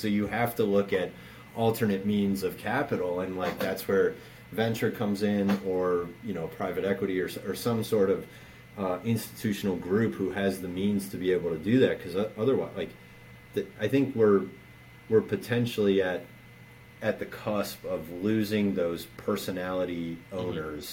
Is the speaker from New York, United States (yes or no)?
no; Baltimore, Maryland, United States; I, I grew up in Baltimore, and so given my age the only sport here growing up was Orioles baseball